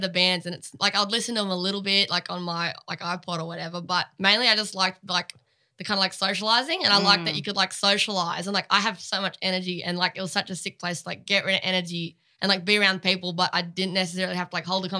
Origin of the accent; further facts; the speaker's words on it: area near Lennox Head, New South Wales, Australia; also born or lived in Laverton / St. Kilda; now in Melbourne, Australia; I grew up, like, I met Bryce when I was, like, 13 or 14, again, like, up home, because he's from Lennox Head, which is, like, a similar area, like, super coastal vibes